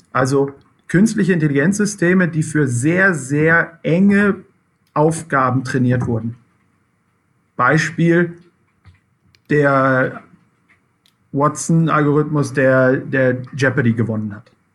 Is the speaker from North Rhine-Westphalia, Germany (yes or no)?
yes; Dortmund, North Rhine-Westphalia, Germany; ich komme selber aus dem Ruhrgebiet